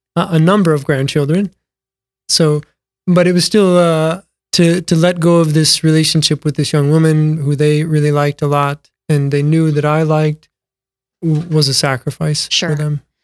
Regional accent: Mitchell, South Dakota, United States; Born and raised in Mitchell, South Dakota.

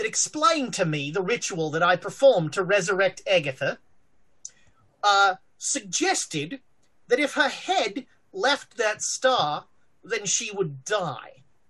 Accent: Australia; I'm an Australian. I come from a continent where everything on the continent is trying to kill you.

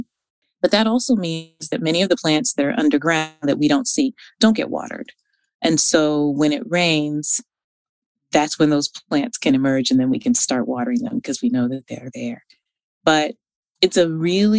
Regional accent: Northern California, United States; I'm from Northern California

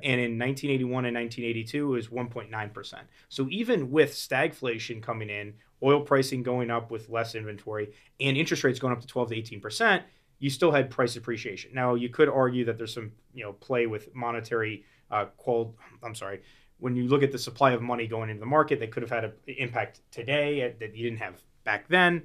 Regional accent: Florida, United States; I grew up in Florida

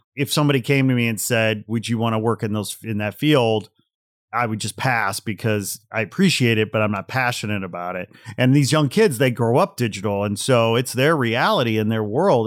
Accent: Portage, Indiana, United States; moved away; also born or lived in Gary, Indiana; I grew up in Portage, Indiana. So I was born in Gary

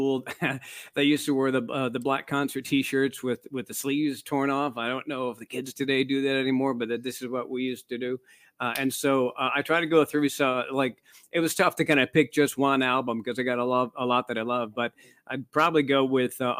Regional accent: Midwest, United States; moved away; growing up in the Midwest

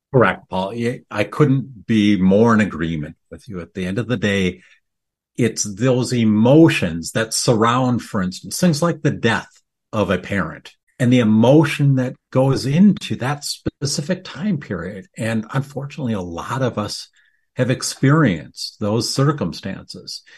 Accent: Midwest, United States; I grew up here in the Midwest

